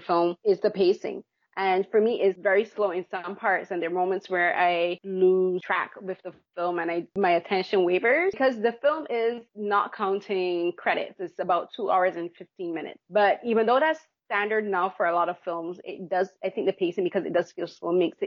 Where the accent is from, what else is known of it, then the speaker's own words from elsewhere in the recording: Barbados; moved away; I grew up back home in Barbados.